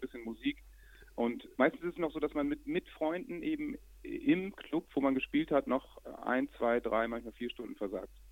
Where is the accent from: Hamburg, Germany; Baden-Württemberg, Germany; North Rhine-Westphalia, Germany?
Hamburg, Germany; bei uns in Hamburg